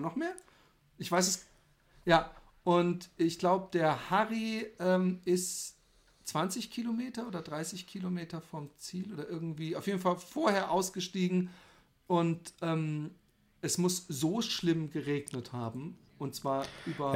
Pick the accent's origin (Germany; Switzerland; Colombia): Germany; wir Deutschen